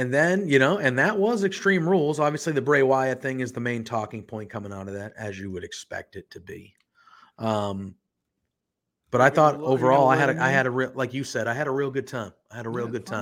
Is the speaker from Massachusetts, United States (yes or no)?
yes; Boston, Massachusetts, United States; now in Haverhill, United States; I'm from Boston